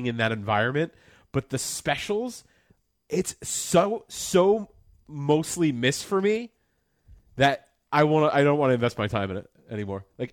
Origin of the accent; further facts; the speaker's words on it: New Jersey, United States; I'm from New Jersey